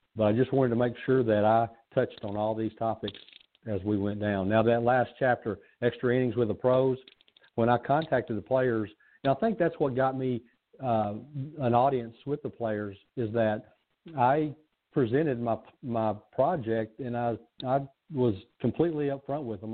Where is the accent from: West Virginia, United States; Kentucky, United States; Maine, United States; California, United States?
Kentucky, United States; a kid that was born and raised in Kentucky